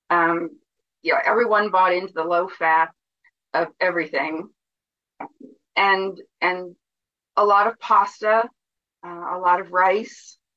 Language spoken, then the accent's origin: English; New Jersey, United States; growing up in New Jersey and being surrounded in the tenement houses with um, Italians